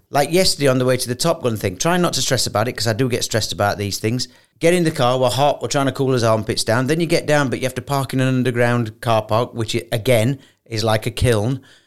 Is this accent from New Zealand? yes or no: no; United Kingdom; moved away as an adult; now in Dubai, United Arab Emirates; isn't it funny being British